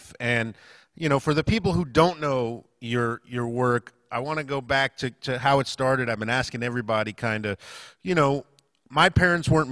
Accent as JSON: {"language": "English", "town": "Fort Lauderdale", "region": "Florida", "country": "United States", "said": "I'm from Fort Lauderdale"}